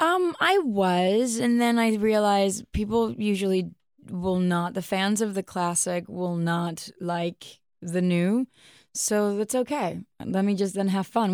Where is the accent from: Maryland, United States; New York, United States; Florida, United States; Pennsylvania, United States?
New York, United States; New York City; I'm from Queens. Like, I speak my English my way